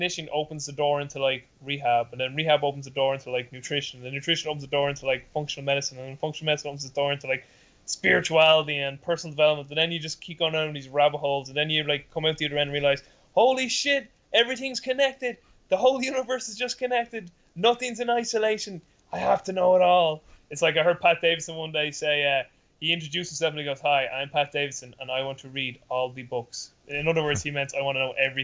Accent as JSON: {"language": "English", "town": "Dublin", "region": "Leinster", "country": "Ireland", "said": "I'm from Dublin, Ireland, and currently that's where I'm living and where I'm based right now."}